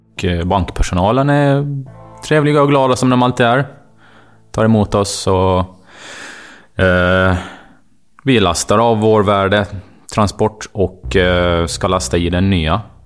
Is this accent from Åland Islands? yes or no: yes; Åland Islands; Jag är uppvuxen på Åland